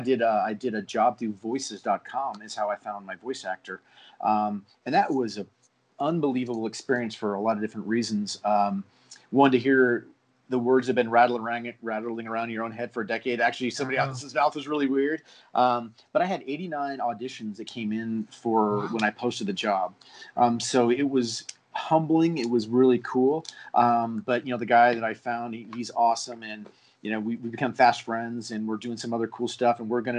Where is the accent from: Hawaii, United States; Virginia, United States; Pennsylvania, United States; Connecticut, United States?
Hawaii, United States; Honolulu; born there; So Hanu is literally, so I was born in Hawaii. I was born in Honolulu. The time my dad was in the Navy, and we moved around a lot.